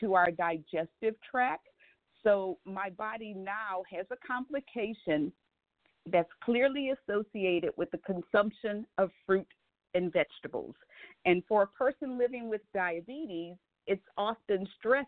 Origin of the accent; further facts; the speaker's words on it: New Orleans, Louisiana, United States; moved away; Originally, I am from New Orleans